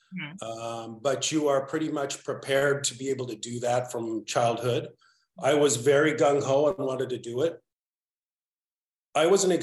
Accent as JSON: {"language": "English", "town": "Salt Lake City", "region": "Utah", "country": "United States", "tie": "born or raised there", "also_born_or_lived": "Patagonia, Argentina / Salamanca, Spain", "said": "I was born in Salt Lake City, raised Mormon, went on a Mormon mission to Argentina when I was 19, down by Antarctica in Patagonia for 2 years. So I'm fluent in Spanish"}